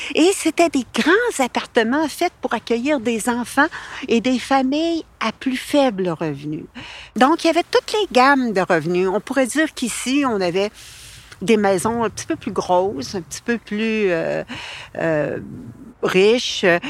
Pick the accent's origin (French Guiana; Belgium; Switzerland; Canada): Canada; Quebec; first language French; Ma mère a fait énormément d'efforts pour que nous soyons des Québécois